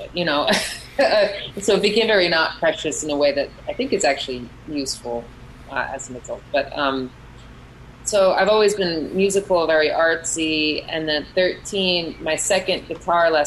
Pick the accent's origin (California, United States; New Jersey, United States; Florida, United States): New Jersey, United States; Metuchen; also born or lived in Brooklyn, New York; now in Asbury Park, United States; I grew up in Metuchen